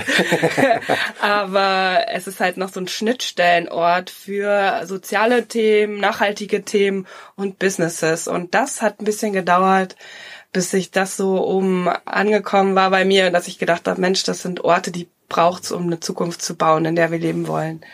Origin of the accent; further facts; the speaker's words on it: Emsland, Lower Saxony, Germany; also born or lived in Berlin / London / Zürich; now in Ruhr area, Germany; ich bin gebürtig äh, Emsländerin, ich komme aus Norddeutschland.